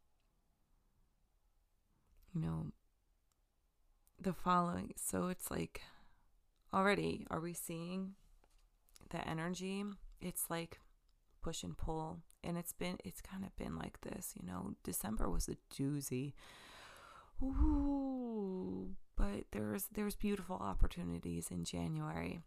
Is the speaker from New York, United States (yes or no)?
yes; Long Island, New York, United States; I'm from Long Island